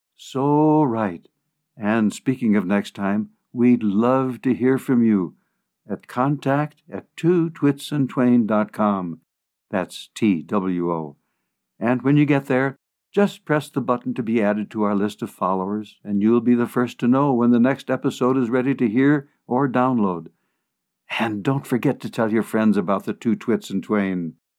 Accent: Sheboygan, Wisconsin, United States; moved away as an adult; also born or lived in Omaha; now in Colorado, United States; Born and raised in Sheboygan, Wisconsin

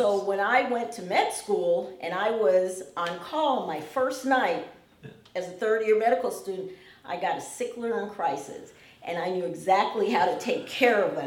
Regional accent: New York City, New York, United States; moved away as an adult; now in Detroit, United States; I grew up in Brooklyn, New York, in the hood, you know, and but I came to Detroit many years ago

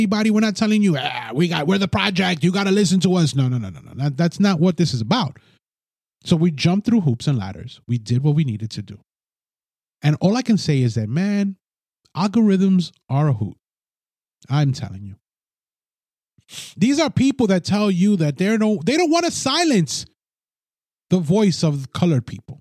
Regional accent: United States; I'm a Hispanic American

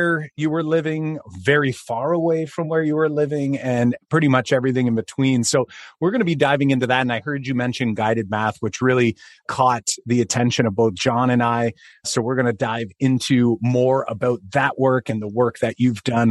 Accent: Canada; fellow Canadian math moment maker

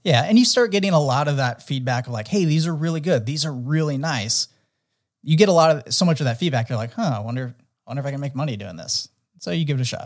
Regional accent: San Diego, California, United States; growing up in San Diego, really into action sports

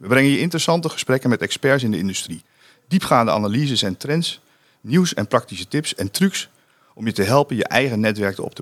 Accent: South Africa; Dutch is a second language; Ik ben een Zuid-Afrikaan

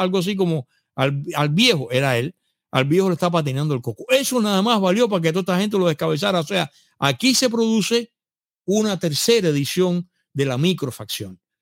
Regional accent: Cuba; moved away; yo era cubano

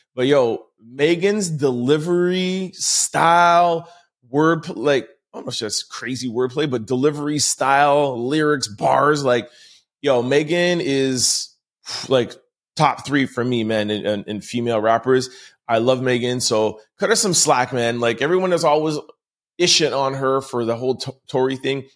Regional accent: Montreal, Quebec, Canada; I am from Montreal, uh, born and raised in Montreal

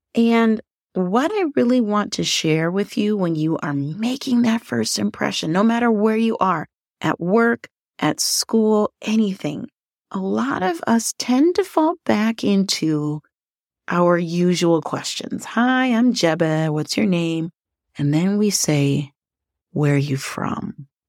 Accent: Liberia; also born or lived in northern Minnesota; now in Minnesota, United States; Yes, I'm originally from Liberia, but I live in northern Minnesota

